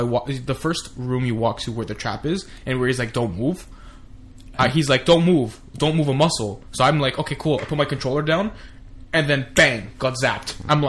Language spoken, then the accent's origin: English; Canada; We're Canadian